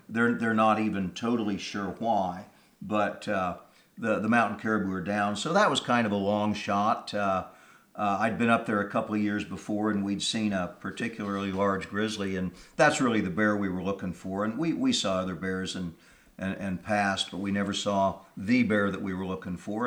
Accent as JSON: {"language": "English", "region": "Kansas", "country": "United States", "tie": "born or raised there", "moved": "yes", "said": "I'm from Kansas originally"}